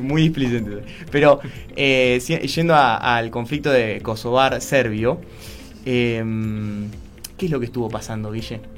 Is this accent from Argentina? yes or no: yes; Argentina